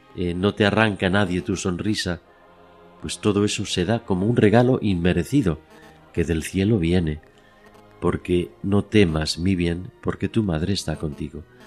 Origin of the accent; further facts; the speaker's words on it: Madrid, Community of Madrid, Spain; now in Oviedo, Spain; yo estaba eh, en mi casa de Madrid en un otoño y yo contaba con cinco años